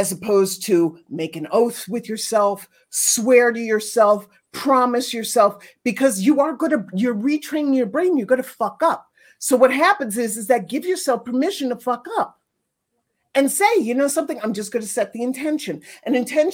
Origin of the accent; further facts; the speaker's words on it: New York City, New York, United States; I grew up in New York City, not Brooklyn, the island of Manhattan.